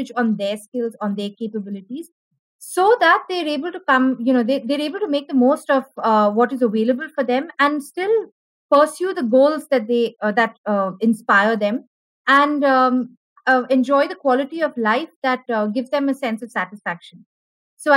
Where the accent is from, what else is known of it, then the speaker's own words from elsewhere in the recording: Bangalore, Karnataka, India; also born or lived in Kerala; I'm a Malayali, born and brought up in Bangalore